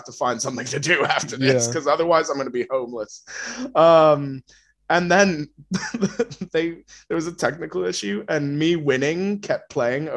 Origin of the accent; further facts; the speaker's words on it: Washington, United States; moved away as an adult; now in United Kingdom; I just love Washington so much. Like, miss my car, miss my friends, miss the mountains